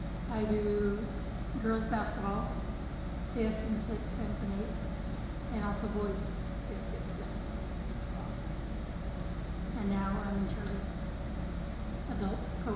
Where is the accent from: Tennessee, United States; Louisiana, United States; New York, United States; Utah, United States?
Utah, United States; Springville; It was good. Had a lot of fun with all my young friends. We all played sports together. Went to Springville High School.